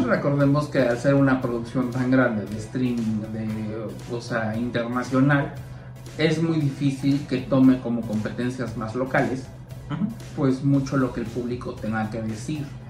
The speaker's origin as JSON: {"language": "Spanish", "country": "Mexico", "said": "como mexicanos"}